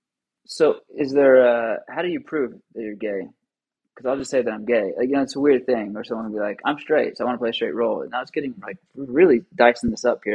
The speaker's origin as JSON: {"language": "English", "region": "Oklahoma", "country": "United States", "said": "both being from Oklahoma"}